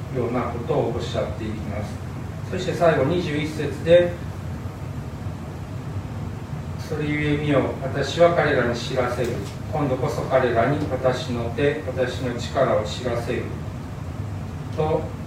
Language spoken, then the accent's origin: Japanese; Fukuchiyama, Kyoto, Japan; moved away as an adult; also born or lived in Ishinomaki, Miyagi; now in Hamura, Japan; 出身は京都府の福知山市ってところなんですけど